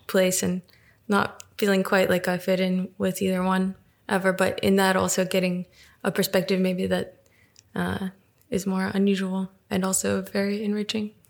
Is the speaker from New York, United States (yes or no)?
yes; New York, United States; moved away as an adult; also born or lived in Russia / California; now in Berlin, Germany; where I grew up in New York.